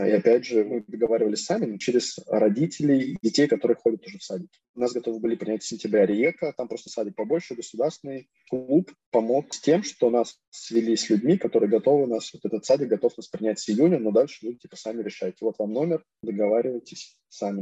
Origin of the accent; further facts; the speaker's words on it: Kamyshin, Russia; moved away as an adult; now in Rijeka, Croatia; я родом из Камышина, из Ленинградской области, там 100 тысяч городок